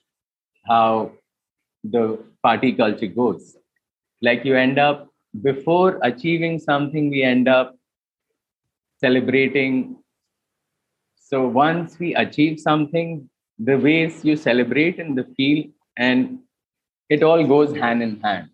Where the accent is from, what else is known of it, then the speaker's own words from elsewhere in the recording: India; when we were growing up in India